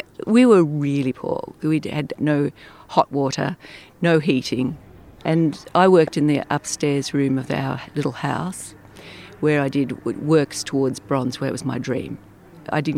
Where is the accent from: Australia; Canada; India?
Australia; a little town north of Melbourne, Victoria; moved away as an adult; now in Italy; I was born in a little town north of Melbourne in the south of Australia.